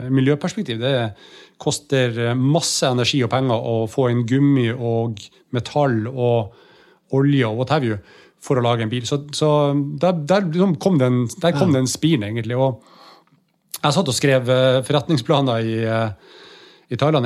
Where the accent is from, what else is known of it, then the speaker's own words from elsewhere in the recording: Bodø, Nordland, Norway; moved away; Det kunne vi ikke i Bodø